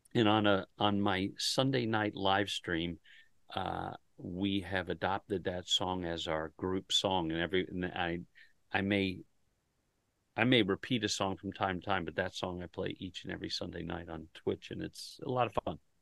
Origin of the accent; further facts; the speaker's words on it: Delaware, United States; I'm from Delaware